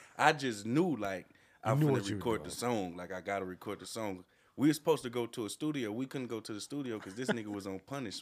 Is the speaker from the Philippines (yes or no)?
no; Los Angeles, California, United States; I'm from the Jordan Down Projects. My family is from Louisiana and all that, but I'm originally from the Jordan Down Projects